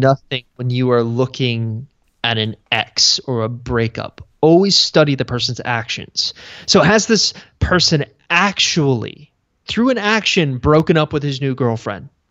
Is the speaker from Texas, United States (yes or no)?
yes; Houston, Texas, United States; I grew up in Texas